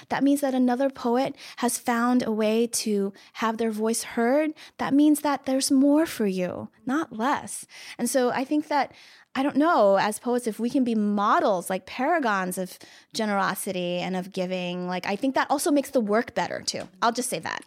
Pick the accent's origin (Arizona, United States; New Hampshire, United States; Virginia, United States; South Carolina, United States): Virginia, United States; moved away; I'm from Virginia